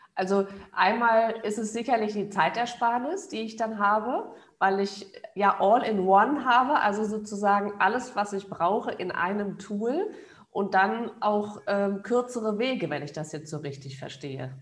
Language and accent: German; Germany